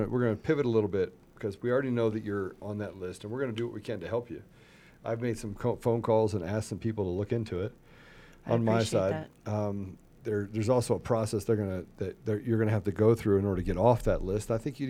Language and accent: English; East Coast, United States; Look, I grew up on the East Coast. I have family all the way from New York all the way down to Florida.